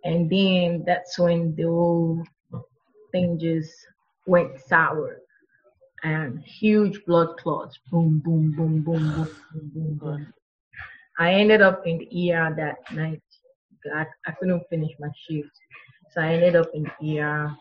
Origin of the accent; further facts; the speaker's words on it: Nigeria; now in United States; I'm from Nigeria. We eat Nigerian food